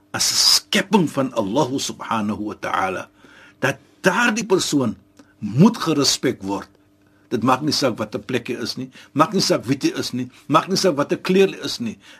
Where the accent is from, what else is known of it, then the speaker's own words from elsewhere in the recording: South Africa; ek as 'n Suid-Afrikaner